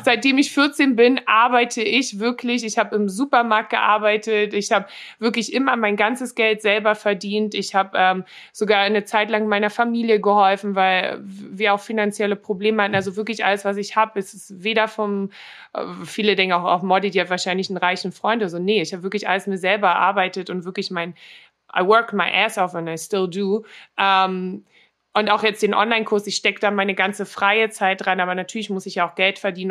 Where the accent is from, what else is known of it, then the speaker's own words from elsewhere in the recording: Berlin, Germany; accent: Berliner; moved away as an adult; now in Los Angeles, United States; ich bin halt in Berlin aufgewachsen, ne? Auch hier in Neukölln